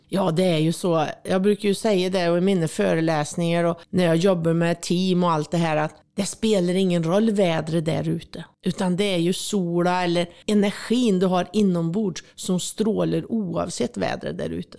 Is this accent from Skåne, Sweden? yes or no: no; Värmland, Sweden; born or raised there; moved away; also born or lived in Switzerland